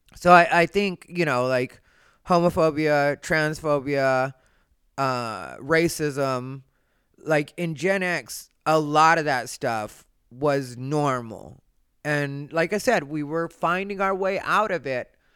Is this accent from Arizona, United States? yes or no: yes; Arizona, United States; I grew up in Arizona, which is or was a racist place